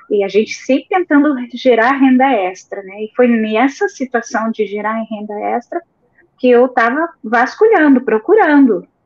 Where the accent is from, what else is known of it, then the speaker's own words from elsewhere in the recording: São José dos Pinhais, Paraná, Brazil; now in Blumenau, Brazil; já há quatro anos vivemos aqui, viemos do Paraná, de São José dos Pinhais.